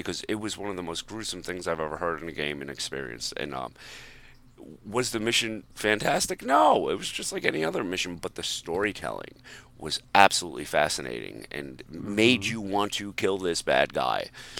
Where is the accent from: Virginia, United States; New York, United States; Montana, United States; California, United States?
Montana, United States; Yeah, absolutely, to Montana.